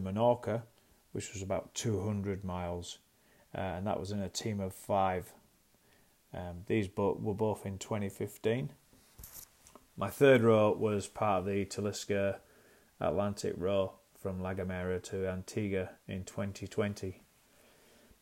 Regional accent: York, Yorkshire and the Humber, United Kingdom; I'm from York in North Yorkshire.

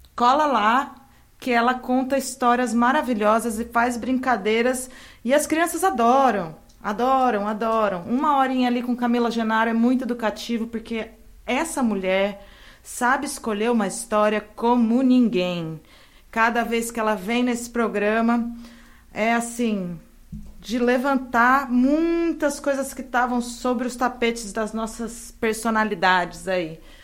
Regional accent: São Carlos, São Paulo, Brazil; now in Santos, Brazil; São Carlos, minha terra natal

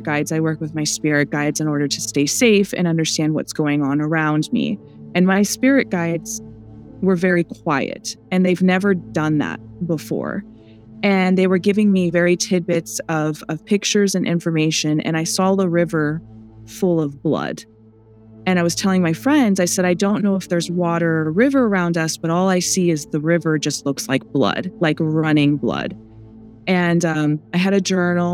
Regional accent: Pacific Northwest, United States; I'm from the Pacific Northwest

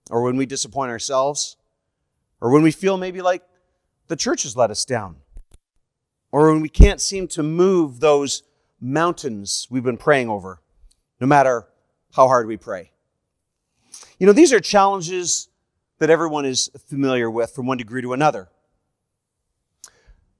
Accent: Canada; I am a Canadian evangelist

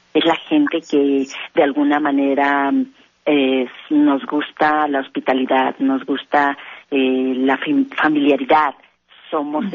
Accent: Mexico; que somos mexicanos

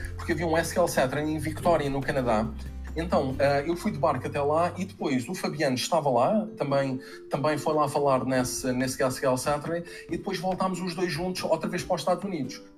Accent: Portugal; eu sou português

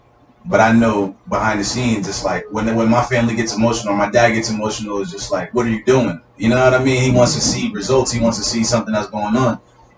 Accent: Norwalk, Connecticut, United States; born there; Yeah, I was born in Norwalk.

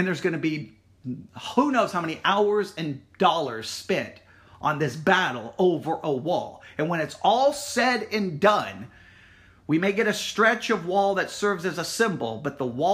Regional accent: West Texas, United States; I grew up here in West Texas

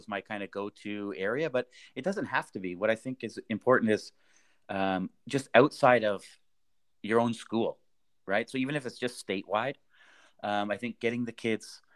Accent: Canada; moved away as an adult; now in Vienna, Austria; I grew up in Canada

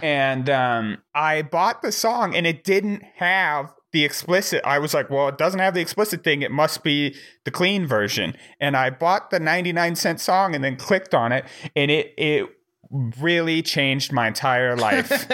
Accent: Wyoming, United States; also born or lived in Missouri; I grew up in Wyoming, but, um, I was, I was born in Missouri

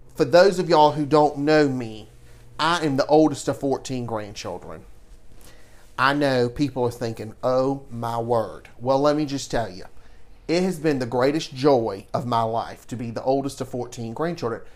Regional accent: Savannah, Georgia, United States; growing up in Savannah and being born and raised here

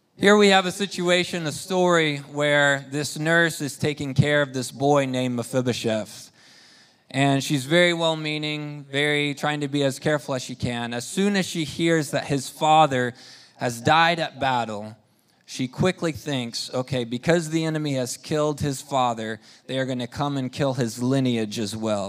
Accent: Spain; moved away; we grew up in Spain

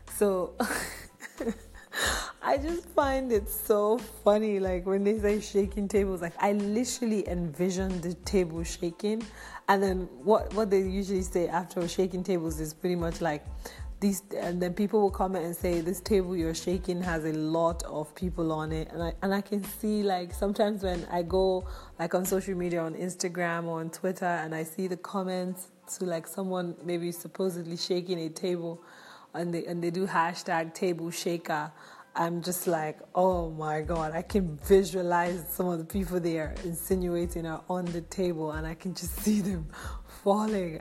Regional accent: Nigeria; I'm from Nigeria.

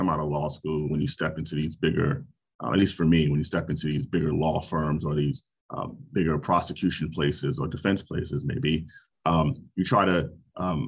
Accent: New York City, New York, United States; moved away as an adult; also born or lived in Albany; now in Chicago, United States; I grew up in Brooklyn, New York as a hip hop kid

